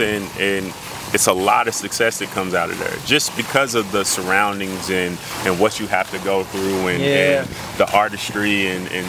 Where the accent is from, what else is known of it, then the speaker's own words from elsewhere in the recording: Lexington, Kentucky, United States; I come from Winburn